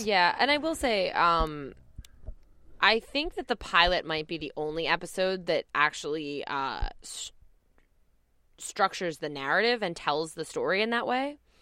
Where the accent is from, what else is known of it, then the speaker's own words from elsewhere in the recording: New Jersey, United States; I'm from New Jersey